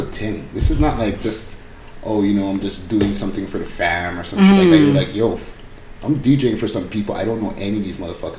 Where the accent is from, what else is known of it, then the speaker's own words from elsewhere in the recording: Barbados; accent: Bajan; now in Toronto, Canada; I'm Bajan.